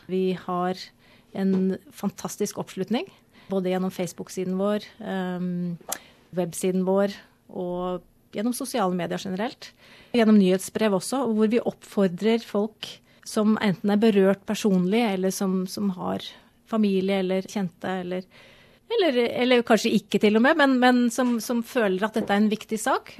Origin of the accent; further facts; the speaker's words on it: Norway; moved away as an adult; now in Australia; er jo født og oppvokst i Norge, bodde i Norge i 30 år